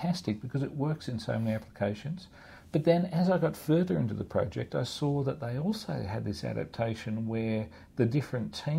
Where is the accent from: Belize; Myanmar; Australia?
Australia; now in Hong Kong; I'm from Australia